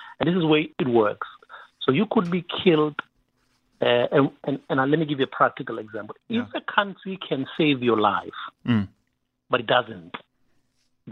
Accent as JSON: {"language": "English", "town": "Katlehong", "region": "Gauteng", "country": "South Africa", "tie": "born or raised there", "said": "I grew up in Katlehong, in Shongwen, in Tlapo."}